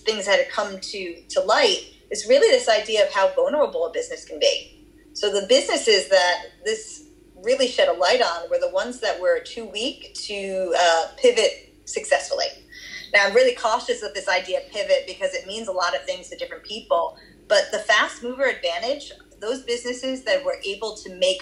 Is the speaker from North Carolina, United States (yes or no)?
no; Boston, Massachusetts, United States; accent: Boston; moved away; also born or lived in Australia; my Boston accent